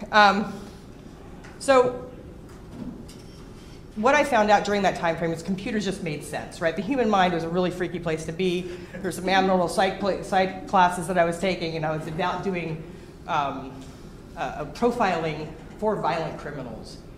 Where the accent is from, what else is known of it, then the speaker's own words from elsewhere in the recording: Los Angeles, California, United States; Um, I'm originally from the Los Angeles area, and I went to uh, I was a psych major in college.